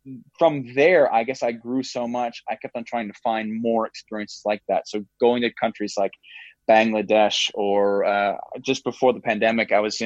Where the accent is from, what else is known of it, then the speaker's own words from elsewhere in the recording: Canada; I'm Canadian